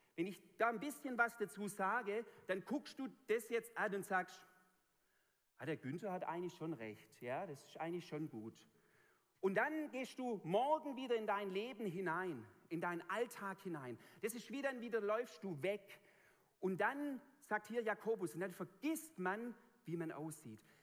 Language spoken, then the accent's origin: German; a Swabian village, Germany; accent: Swabian; in meinem Dorf, wo ich aufgewachsen bin